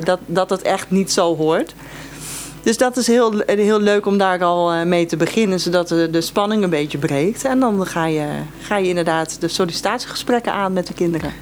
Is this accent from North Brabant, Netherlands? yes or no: no; Eemnes, Utrecht, Netherlands; Ik kom uit Eemnes